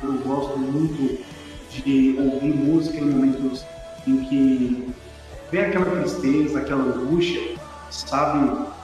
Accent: Sete Lagoas, Minas Gerais, Brazil; eu vim da Igreja Católica, é, eu era coroinha da Igreja Católica no bairro onde eu fui criado, aqui em 7, é, em 7 Lagoas.

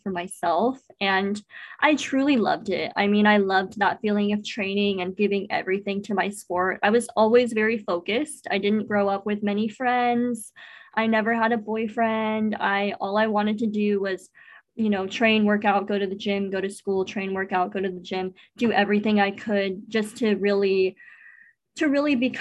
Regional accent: Apple Valley, United States; where I grew up in Apple Valley

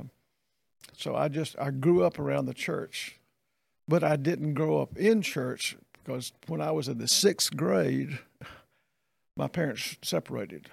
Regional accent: Meridian, Mississippi, United States; moved away as an adult; also born or lived in Texas / Irving, Texas / Greenville / Jackson; I grew up in Meridian

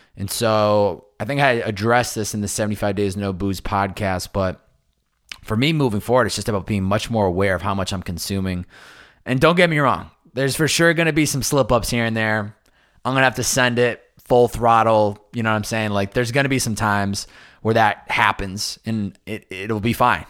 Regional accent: Massachusetts, United States; now in Southern California, United States; growing up on the Northeast, A K A Massachusetts

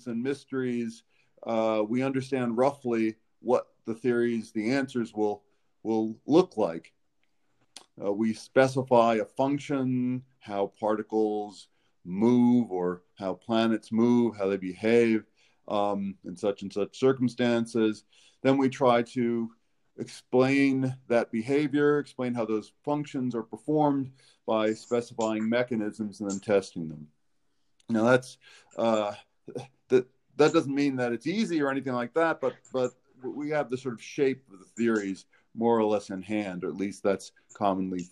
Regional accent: New York, United States; now in Alabama, United States; I'm from New York originally

